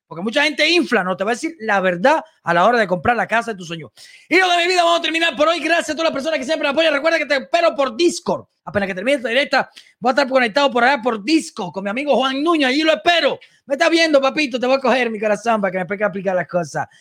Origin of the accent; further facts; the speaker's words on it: Cuba; now in United States; ni soy cubano